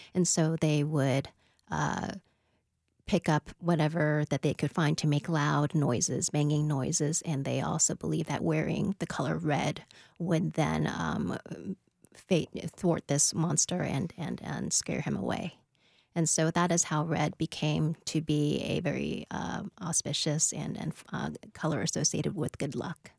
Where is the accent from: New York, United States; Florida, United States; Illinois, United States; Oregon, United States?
New York, United States; now in Nashville, United States; my parents immigrated over from Taiwan in the seventies, and I was born in New York.